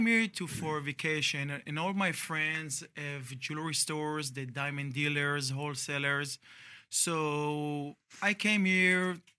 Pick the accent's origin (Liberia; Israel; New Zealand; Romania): Israel; moved away as an adult; now in San Diego, United States; I am 44 years old. I am from Israel. Thank God I don't have any accent.